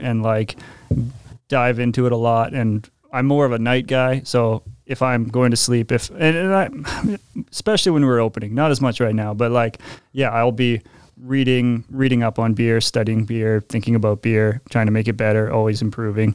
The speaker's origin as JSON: {"language": "English", "town": "Regina", "region": "Saskatchewan", "country": "Canada", "tie": "born or raised there", "said": "I'm born and raised in Regina"}